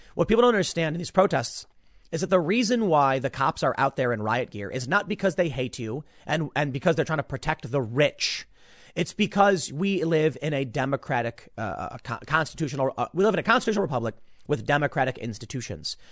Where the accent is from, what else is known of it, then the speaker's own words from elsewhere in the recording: Chicago, Illinois, United States; I grew up on the south side of Chicago